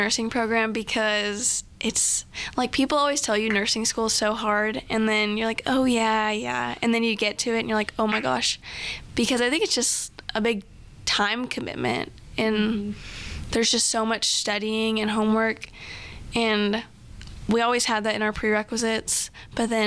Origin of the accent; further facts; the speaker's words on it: Corpus Christi, Texas, United States; moved away; I'm from Corpus Christi